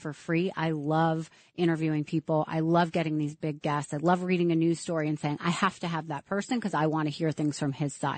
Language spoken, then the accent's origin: English; New York, United States; I'm a New Yorker. I love New York. I've been through so much here.